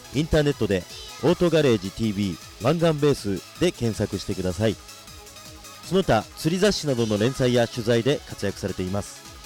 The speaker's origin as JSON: {"language": "Japanese", "town": "Sagamihara", "region": "Kanagawa", "country": "Japan", "tie": "born or raised there", "said": "うちの地元の相模大野"}